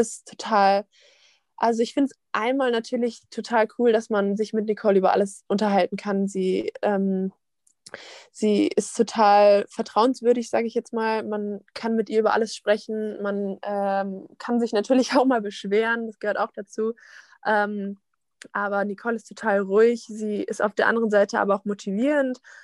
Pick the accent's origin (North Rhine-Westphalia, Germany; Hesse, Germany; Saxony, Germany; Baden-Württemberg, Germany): Hesse, Germany; Wiesbaden; now in Essen, Germany; ich komme ja aus Wiesbaden